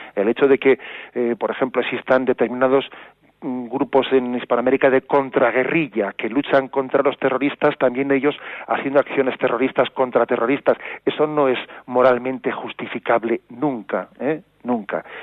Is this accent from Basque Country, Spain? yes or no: yes; Basque Country, Spain; now in Palencia, Spain; yo sea nacido en el País Vasco